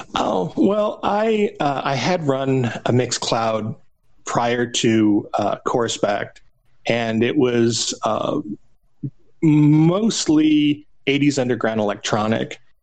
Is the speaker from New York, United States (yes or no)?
no; Phoenix, Arizona, United States; moved away as an adult; also born or lived in Nashville; when I moved from Phoenix, where I was born, to Nashville.